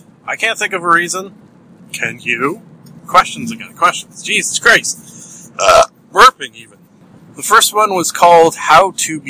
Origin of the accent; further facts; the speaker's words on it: Canada; Because I'm Canadian. We talk about weather.